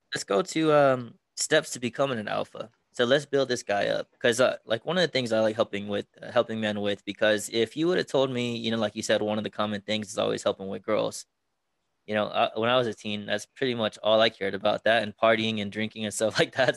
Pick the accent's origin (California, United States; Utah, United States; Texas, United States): Texas, United States; moved away as an adult; now in Las Vegas, United States; my original hometown is Texas